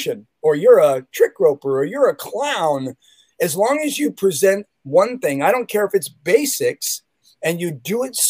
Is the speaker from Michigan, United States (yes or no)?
no; Chicago, Illinois, United States; now in Santa Cruz, United States; I remember as a kid in Chicago, because I'm from Chicago, Illinois, 60616 Southside